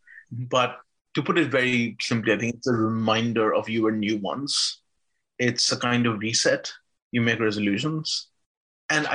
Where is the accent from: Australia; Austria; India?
India; I grew up in India